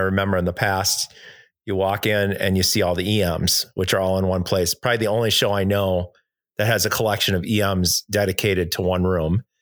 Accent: Milwaukee, Wisconsin, United States; moved away; I'm from Milwaukee

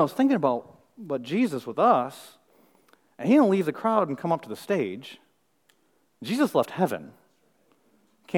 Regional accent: Michigan, United States; moved away; I'm from Michigan

